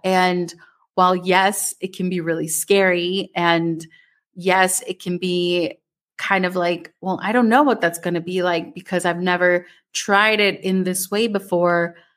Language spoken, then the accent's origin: English; Minnesota, United States; growing up in Minnesota